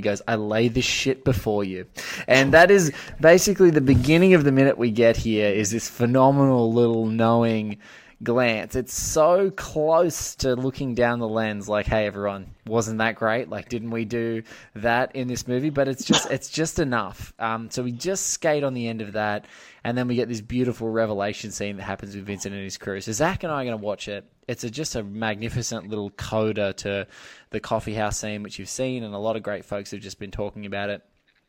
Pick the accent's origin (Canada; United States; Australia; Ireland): Australia; You know, it may be because I'm an Aussie